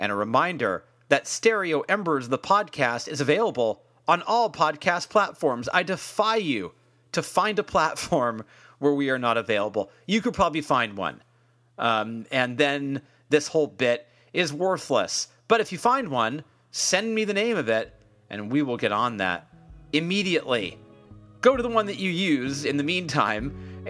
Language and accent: English; California, United States; As a Californian